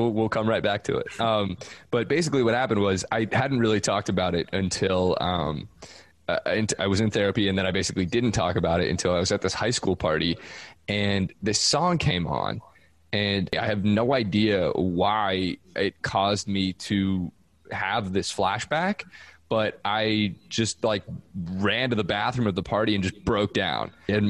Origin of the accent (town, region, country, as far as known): Seattle, Washington, United States